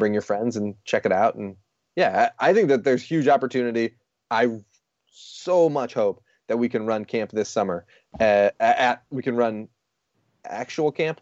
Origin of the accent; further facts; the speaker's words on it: Rochester, New York, United States; we're from Rochester, New York